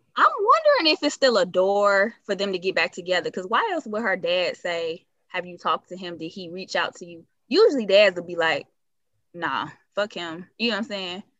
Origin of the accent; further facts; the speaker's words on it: Chicago, Illinois, United States; I'm from Chicago, so even with family